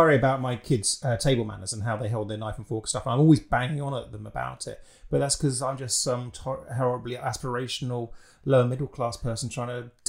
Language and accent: English; United Kingdom; I'm British.